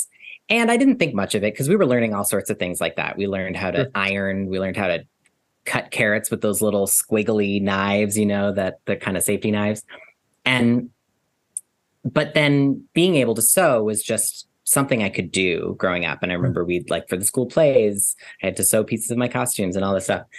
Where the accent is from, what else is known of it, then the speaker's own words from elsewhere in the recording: New York City, New York, United States; I grew up in New York City. I spend most of my time in New York City